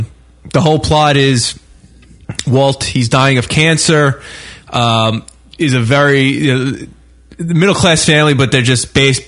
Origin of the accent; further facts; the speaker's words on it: Canada; I'm a Canadian Chippendale.